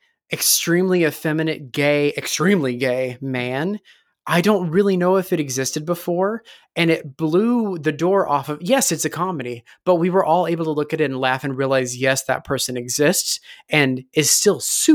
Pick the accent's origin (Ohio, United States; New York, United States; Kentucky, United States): Kentucky, United States; I'm from Kentucky.